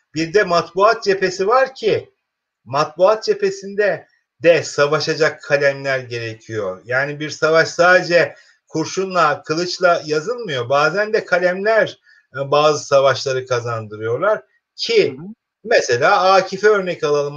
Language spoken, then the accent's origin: Turkish; Keskin, Kırıkkale, Turkey; Bozkır'ın ortasında buğday tarlalarıyla meşhur işte Kırıkkale'nin Keskin ilçesinde doğmuş bir e, öğretmenim